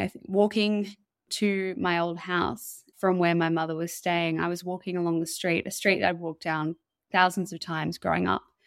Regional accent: Mullumbimby, New South Wales, Australia; moved away; I grew up in Mullumbimby, and that's where, uh, my parents still live

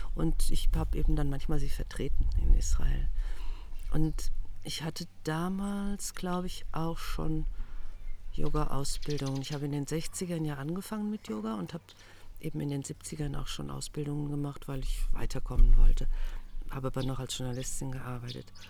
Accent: Germany; als Deutsche

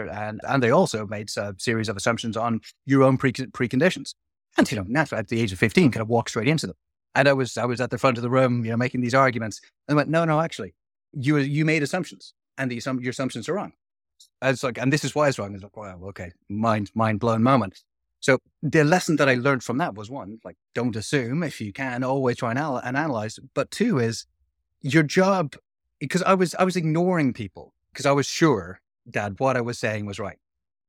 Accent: Dublin, Leinster, Ireland; being someone who was like born and raised in Dublin, hadn't had a huge amount of experience of living and breathing with other people

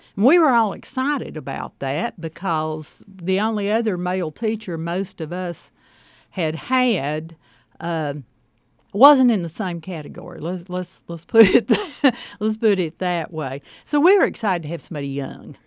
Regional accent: Kingsport, Tennessee, United States; I grew up in Kingsport, as close to the Virginia state line as you could get

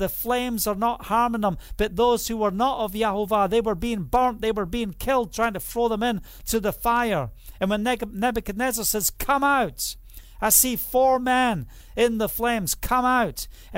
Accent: Scotland, United Kingdom; But the reality is, I'm Scottish. And just think about who you are and where you're from.

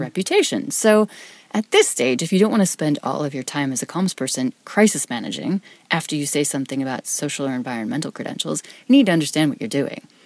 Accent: Wyoming, United States; I'm from Wyoming, which is a state, number one, most people have never heard of.

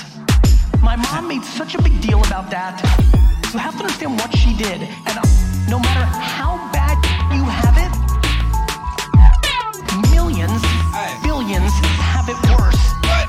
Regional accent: New York City, New York, United States; also born or lived in Soviet Union; I live in a studio apartment in Queens

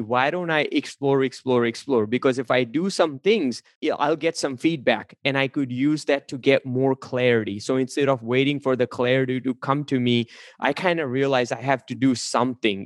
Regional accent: India; English is a second language; moved away; originally, I'm an immigrant from India. I came here. I was not speaking a word of English

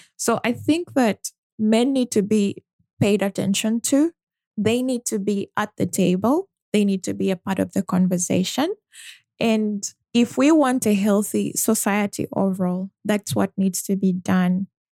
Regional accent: Uganda; growing up in Uganda and living most of my life there

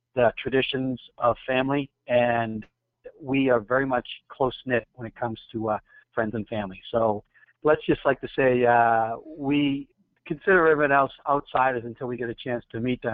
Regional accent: Arlington, Massachusetts, United States; I was actually born and raised in a town, about 50,000 people, about 10 minutes outside of Boston, called Arlington

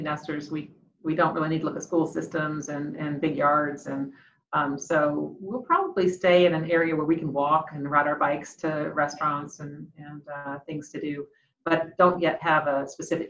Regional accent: Huntington, West Virginia, United States; now in Columbus, United States; I'm actually originally from Huntington, West Virginia

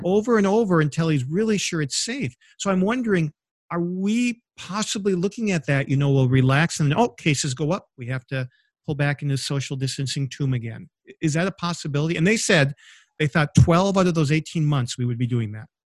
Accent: Michigan, United States; now in Indiana, United States; my home state of Michigan, where we actually have a vacation home

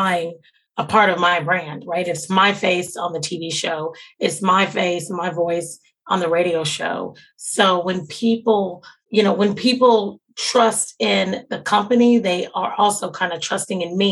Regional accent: Jacksonville, Florida, United States; now in Atlanta, United States; I'm from Jacksonville and I love Jacksonville, but I haven't done a lot in my hometown

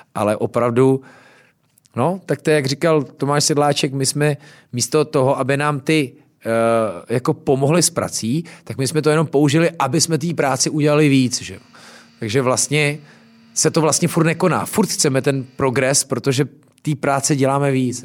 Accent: Louny, Ústí nad Labem Region, Czechia; jsem z Loun, takže jsme vždycky měli chmelový brigády

